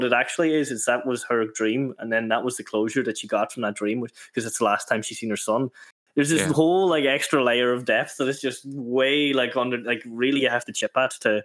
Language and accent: English; Ireland; as an Irish person